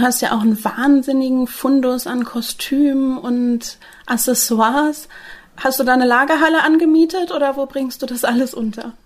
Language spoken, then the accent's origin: German; Northern Germany, Germany; jetzt als Norddeutsche